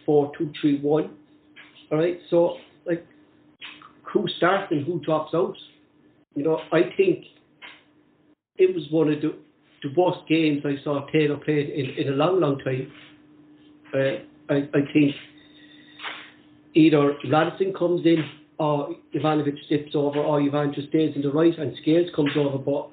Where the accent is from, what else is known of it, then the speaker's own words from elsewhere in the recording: Ireland; I'm Irish